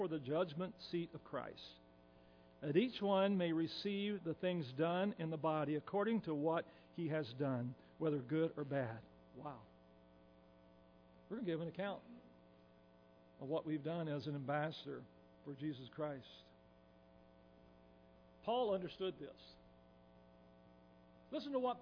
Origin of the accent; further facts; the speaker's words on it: Tennessee, United States; us people from Tennessee, which I'm from Tennessee